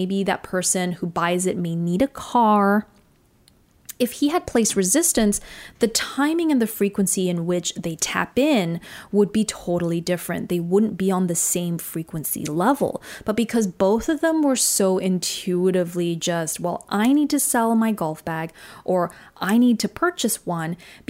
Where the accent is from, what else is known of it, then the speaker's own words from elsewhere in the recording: Singapore; born there; accent: Australian; yes, I was born in Singapore. Singapore is my home, but I didn't necessarily feel connected to that country or to the people there.